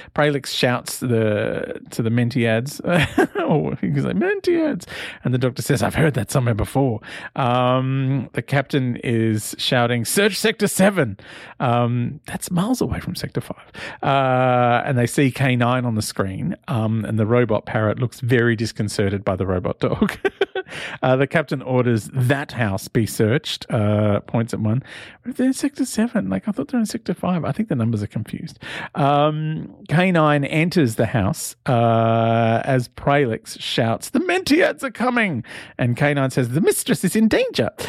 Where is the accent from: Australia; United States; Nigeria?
Australia; Sydney, New South Wales; accent: Aussie; I'm Australian